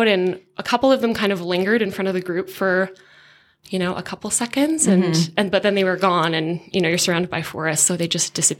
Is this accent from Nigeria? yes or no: no; Hamilton, Ontario, Canada; In Southern Ontario, in Hamilton.